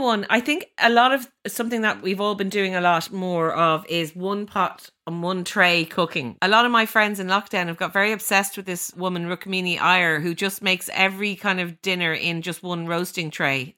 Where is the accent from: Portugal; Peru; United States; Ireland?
Ireland; as Irish people